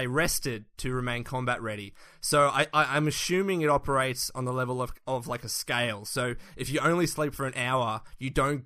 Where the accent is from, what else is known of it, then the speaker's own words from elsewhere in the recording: Australia; we're from Australia